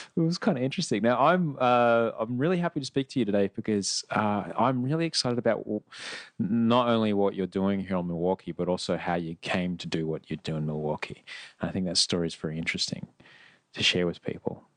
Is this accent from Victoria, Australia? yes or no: no; Brisbane, Queensland, Australia; also born or lived in Sydney; now in Los Angeles, United States; I grew up in Brisbane and then in Sydney and now it's definitely in Los Angeles